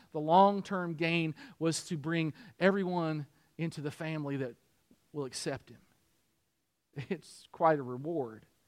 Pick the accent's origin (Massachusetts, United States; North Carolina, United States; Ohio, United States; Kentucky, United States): Kentucky, United States; Harrodsburg; moved away; my hometown, Harrodsburg